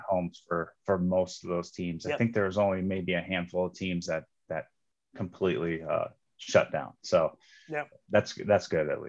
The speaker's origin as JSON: {"language": "English", "region": "Western Iowa", "country": "United States", "tie": "born or raised there", "said": "So I'm from Western Iowa."}